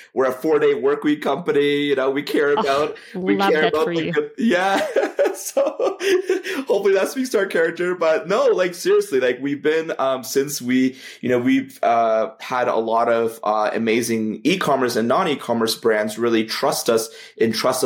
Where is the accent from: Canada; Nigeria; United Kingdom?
Canada; I'm Canadian